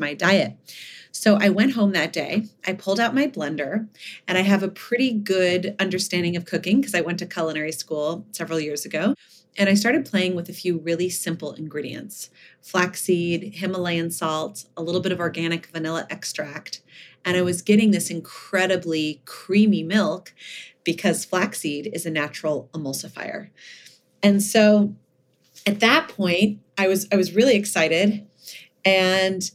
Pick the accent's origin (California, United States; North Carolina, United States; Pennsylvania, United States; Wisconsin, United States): California, United States; Malibu; also born or lived in Oak Harbor, Ohio; I grew up in Malibu. I was actually born in Ohio